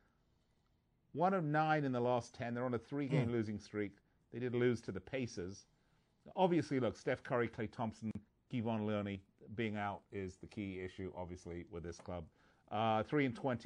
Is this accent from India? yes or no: no; England, United Kingdom; moved away; I'm from England